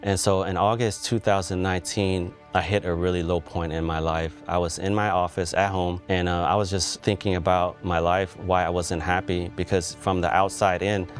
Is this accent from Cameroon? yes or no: no; Cambodia; now in United States